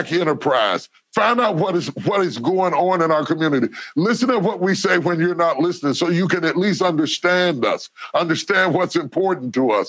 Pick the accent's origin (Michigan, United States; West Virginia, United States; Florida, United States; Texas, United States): West Virginia, United States; I grew up in West Virginia where almost everybody was white.